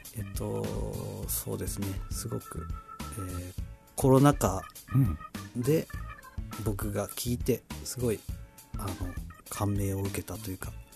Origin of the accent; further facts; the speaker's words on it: Tachikawa, Tokyo, Japan; moved away; 立川って東京の立川っていう、ところ出身なんですけど